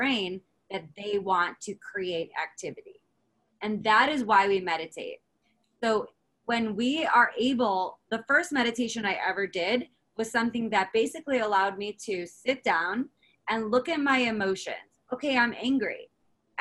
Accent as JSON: {"language": "English", "country": "United States", "said": "as an American"}